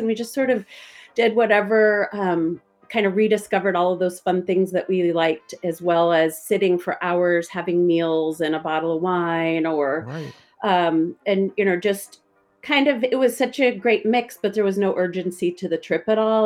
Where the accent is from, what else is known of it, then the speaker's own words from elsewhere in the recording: California, United States; we're from California